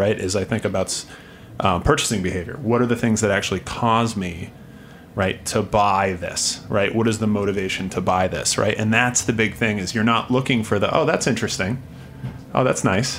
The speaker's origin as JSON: {"language": "English", "region": "Vermont", "country": "United States", "tie": "born or raised there", "moved": "yes", "said": "in my hometown in Vermont."}